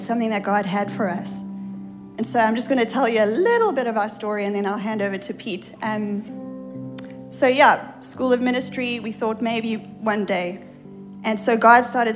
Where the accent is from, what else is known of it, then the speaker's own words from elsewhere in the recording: South Africa; moved away as an adult; now in United States; we have an accent. We are not Americans. We come from South Africa, the other side of the world